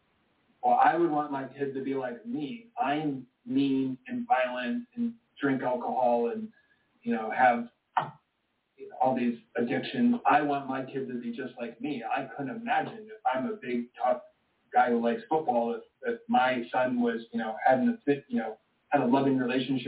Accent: Michigan, United States; I was born in Michigan

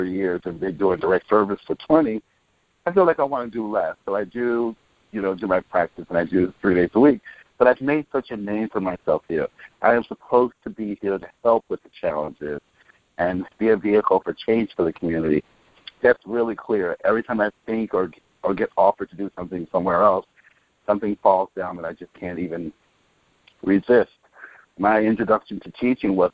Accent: Chicago, Illinois, United States; I was born and raised in Chicago in the housing projects called Alpiel Gardens for the first 17 years of my life

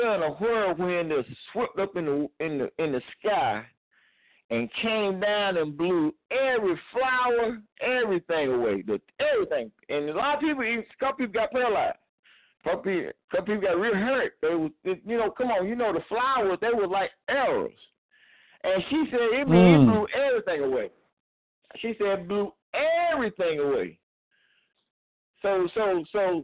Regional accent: Clinton, North Carolina, United States; moved away; we were both born in the same county

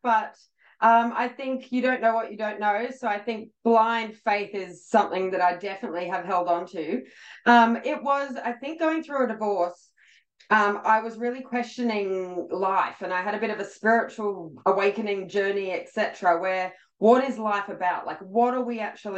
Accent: Australia; I'm actually Australian

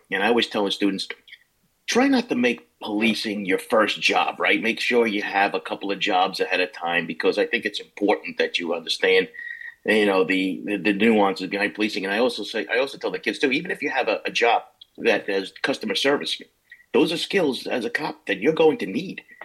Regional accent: Levittown, New York, United States; also born or lived in Brooklyn, New York; We grew up in Levittown

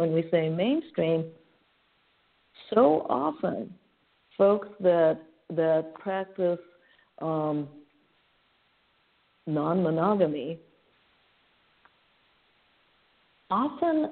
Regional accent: Japan; now in San Francisco, United States; San Francisco is my home, sure, but I was born and raised in Japan.

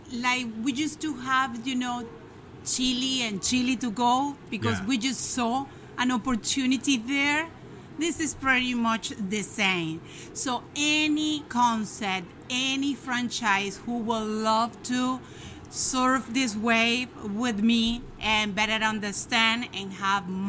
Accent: Venezuela; moved away as an adult; now in Miami, United States; I'm from Venezuela. I have 20 years living here in the United States, specifically here in Miami.

